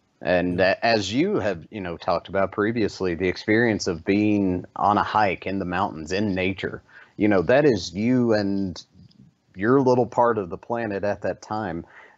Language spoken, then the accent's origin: English; Kentucky, United States; I remember growing up in East Kentucky and being very poor but still being very happy.